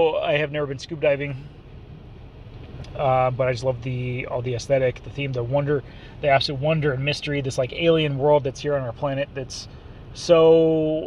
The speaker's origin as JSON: {"language": "English", "region": "Southern California", "country": "United States", "said": "I'm from Southern California. I'm used to being by the ocean at just, you know, 20, 30 minutes away."}